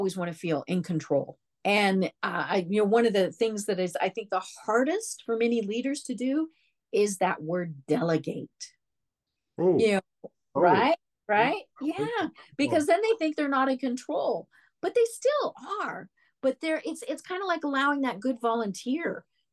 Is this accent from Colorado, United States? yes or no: yes; Denver, Colorado, United States; I'm from Denver.